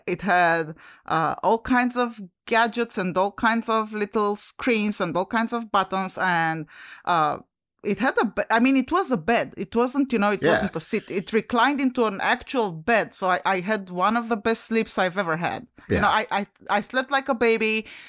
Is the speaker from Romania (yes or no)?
yes; Romania; now in United States; When I came from Romania to the US, obviously I started my journey at the Henri Coandă Airport in Bucharest